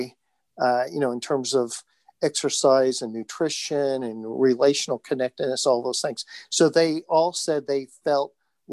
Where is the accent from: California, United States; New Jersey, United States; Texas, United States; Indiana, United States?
Indiana, United States; I'm from Indiana.